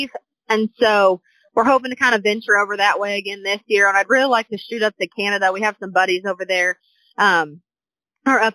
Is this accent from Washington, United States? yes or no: no; Southwest Missouri, United States; moved away as an adult; now in Oklahoma, United States; I'm originally from Southwest Missouri